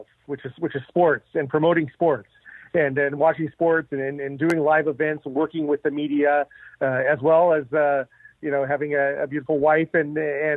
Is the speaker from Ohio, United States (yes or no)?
no; Santa Maria, California, United States; growing up on the Central Coast in Santa Maria, in California